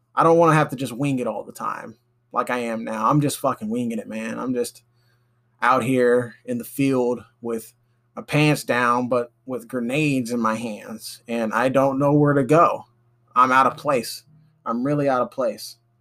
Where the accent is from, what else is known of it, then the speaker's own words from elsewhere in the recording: Alabama, United States; I'm from Alabama, still living here